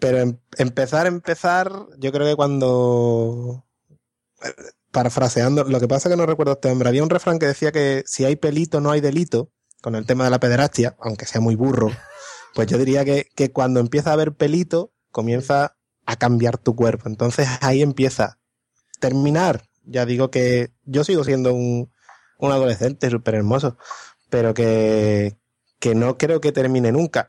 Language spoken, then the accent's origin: Spanish; Morón de la Frontera, Andalusia, Spain; moved away as an adult; vengo de un pueblo en el que o te gustaba la Semana Santa o te gustaba el fútbol